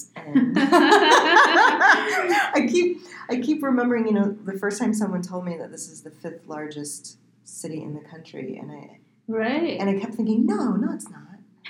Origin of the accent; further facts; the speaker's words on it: Iowa, United States; also born or lived in Colorado; I'm actually from Iowa.